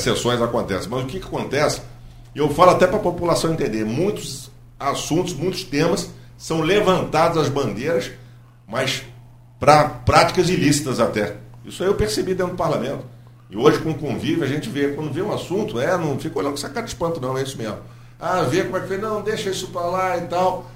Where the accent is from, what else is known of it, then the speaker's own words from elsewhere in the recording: Campos dos Goytacazes, Rio de Janeiro, Brazil; moved away as an adult; also born or lived in Niterói; eu sou nascido e criado em Campos do Goitacazes